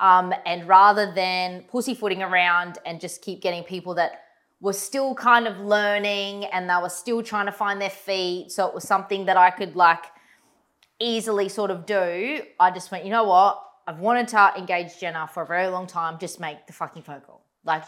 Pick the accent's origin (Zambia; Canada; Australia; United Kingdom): Australia; Goondiwindi, Queensland